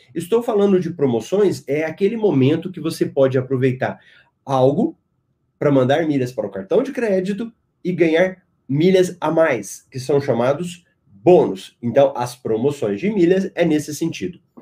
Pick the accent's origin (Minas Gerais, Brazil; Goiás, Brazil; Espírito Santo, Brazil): Goiás, Brazil; Goiânia; now in Cuiabá, Brazil; eu também sou de Goiás, de Goiânia